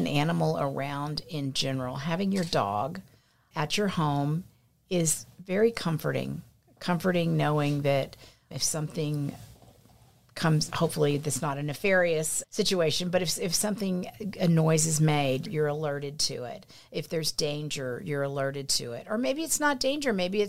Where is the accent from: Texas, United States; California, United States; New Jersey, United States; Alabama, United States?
Texas, United States; Pleasanton; I grew up in Pleasanton, Texas. We lived probably about, I don't know, 9-10 miles out of town, probably 8 or 9 miles out of town, lived on some property, always had animals, cattle, dogs, horses.